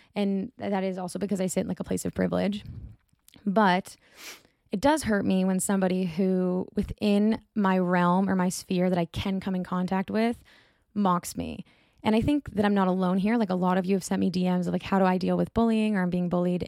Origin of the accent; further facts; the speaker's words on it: Boston, Massachusetts, United States; I'm from Boston.